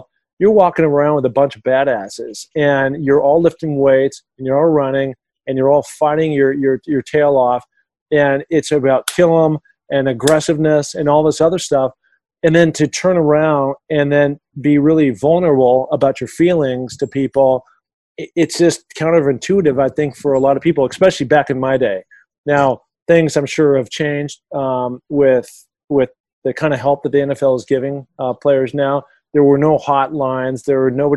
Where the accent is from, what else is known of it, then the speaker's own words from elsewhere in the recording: Seattle, Washington, United States; I grew up in Seattle, Washington